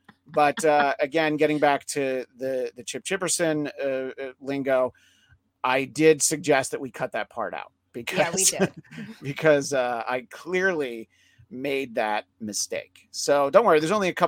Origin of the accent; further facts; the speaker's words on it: Northeast, United States; Growing up in the Northeast, they have it pretty much locked down.